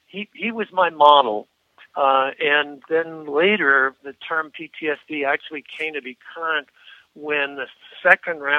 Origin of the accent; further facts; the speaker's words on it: Canada; moved away as an adult; also born or lived in United States; as a Canadian citizen